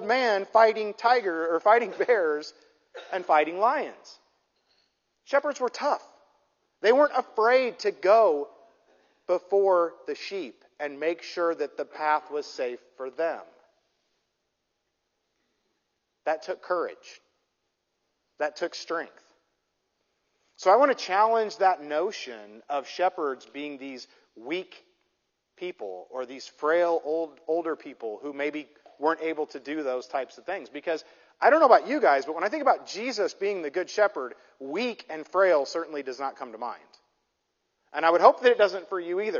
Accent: Midwest, United States; now in Southern California, United States; I grew up in the Midwest

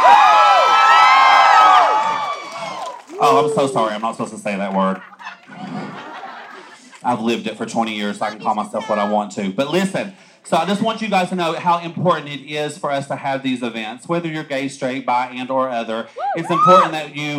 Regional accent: Virgie, Kentucky, United States; now in Tennessee, United States; I was born and raised in Eastern Kentucky.

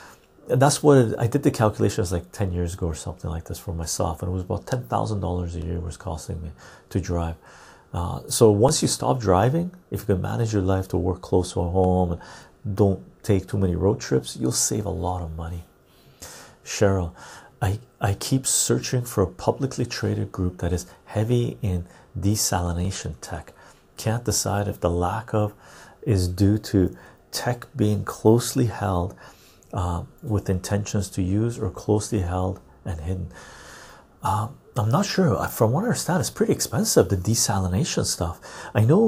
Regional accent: Finland; English is a second language; Finnish dude, I'm from Finland and I use a public transportation bus.

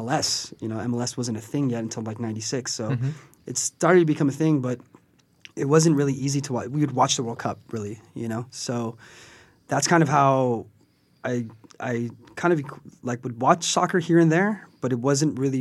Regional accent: Whittier, California, United States; Born and raised in LA. I grew up in Whittier, so that's super East

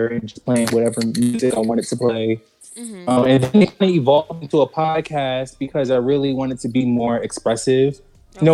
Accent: Jersey City, New Jersey, United States; growing up in Jersey City was interesting. I grew up, well, I was originally in the hood, the hill that we like to call.

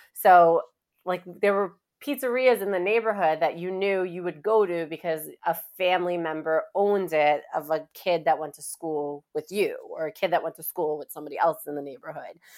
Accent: New York City, New York, United States; also born or lived in Long Island; I am from Queens, New York, uh, Glendale, to be specific

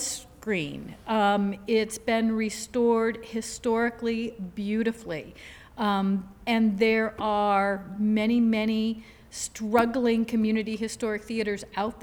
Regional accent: Michigan, United States; also born or lived in Florida; Michigan, with it being my home state

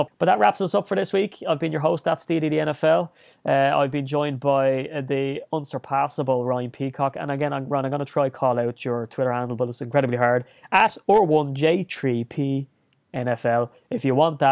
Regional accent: Ireland; also born or lived in Dublin; being Irish, it's kind of, you know, you're born with a list of 10 standard pubs that are the ones to go

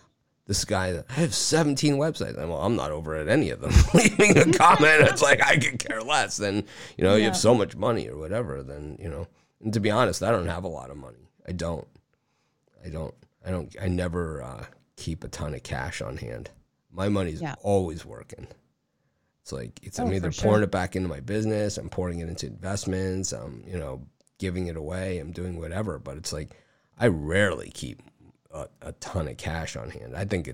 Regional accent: South Miami, Florida, United States; Yeah, I'm from South Miami, though.

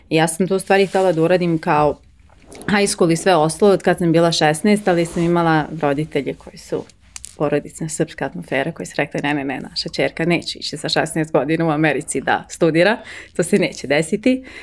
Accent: Gothenburg, Västra Götaland, Sweden; first language Swedish; Croatian is a second language; moved away as an adult; also born or lived in United States / Italy / Milan / Stockholm; now in Serbia; ja sam rođena i odrasla u Švedskoj i u Geteborgu.

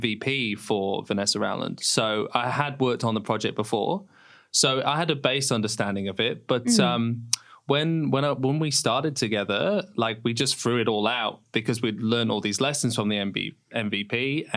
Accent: Lincoln, East Midlands, United Kingdom; moved away; I grew up in Lincoln back in England

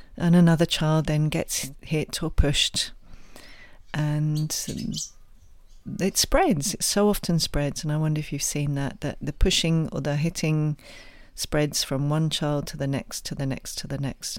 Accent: England, United Kingdom; my own background, as you can probably tell from my, my accent, is originally England

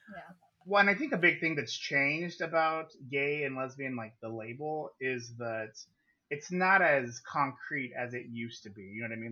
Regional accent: Yuma, Arizona, United States; also born or lived in Phoenix, Arizona; Born and raised in Yuma, Arizona.

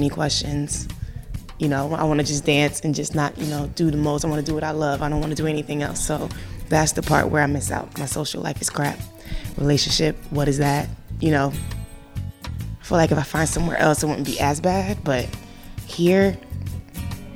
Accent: Connecticut, United States; also born or lived in New Jersey; now in New York, United States; I was born in Jersey, raised in Connecticut, living in New York, so tri-state baby

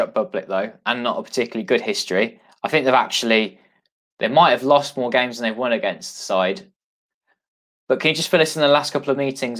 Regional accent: England, United Kingdom; I'm English

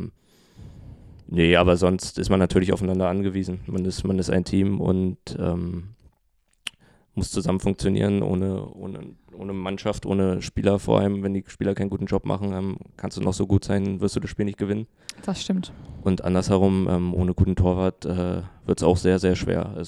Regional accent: Berlin, Germany; Ähm, ich, ich komme nicht aus dem Osten, da ist das ein bisschen doller vertreten.

